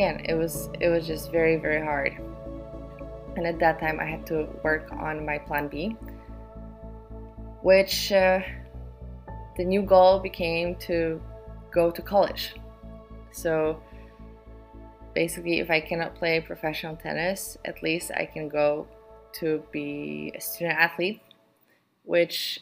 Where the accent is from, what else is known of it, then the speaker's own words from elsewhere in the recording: Warsaw, Masovian Voivodeship, Poland; I'm from Poland. I grew up in Warsaw.